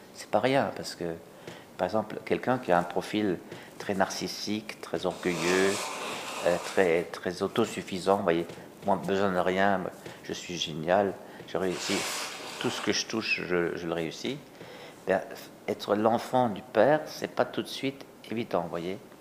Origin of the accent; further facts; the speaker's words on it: Alsace, Grand Est, France; chez nous, en Alsace